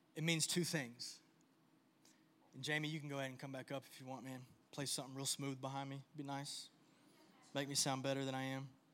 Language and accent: English; United States; I was born in the United States